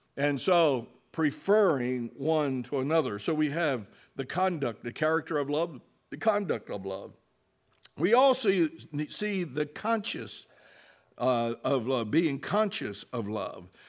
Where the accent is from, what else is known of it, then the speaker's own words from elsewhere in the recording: New Jersey, United States; we're from New Jersey